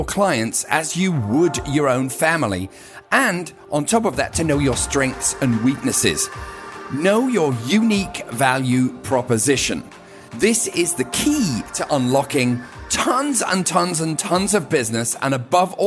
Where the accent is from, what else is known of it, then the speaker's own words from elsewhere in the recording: the north of England, United Kingdom; accent: British; moved away as an adult; now in United States; growing up in England, and I grew up in Northern England, which is kind of a tough area to grow up